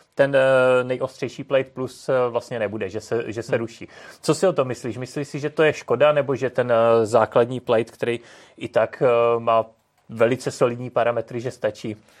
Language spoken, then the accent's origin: Czech; Czechia